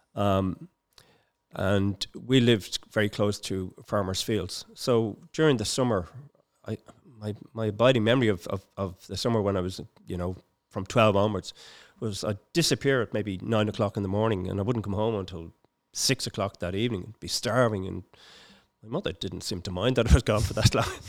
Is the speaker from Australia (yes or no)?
no; Dublin, Leinster, Ireland; also born or lived in Palmerstown; I was born in Palmerstown, but I was reared in, uh, Finglas.